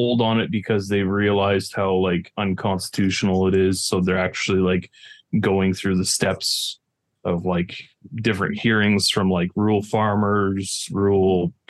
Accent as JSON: {"language": "English", "town": "Vancouver", "region": "British Columbia", "country": "Canada", "tie": "born or raised there", "moved": "as an adult", "lives_now": "Alberta, Canada", "said": "I grew up in Vancouver, which is on the West Coast. And as soon as I moved out to Alberta"}